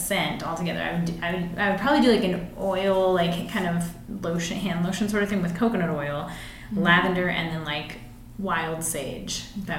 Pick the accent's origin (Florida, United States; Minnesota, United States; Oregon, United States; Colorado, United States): Colorado, United States; Norwood; also born or lived in Telluride; I grew up mostly in Norwood. Worked in Telluride for a long time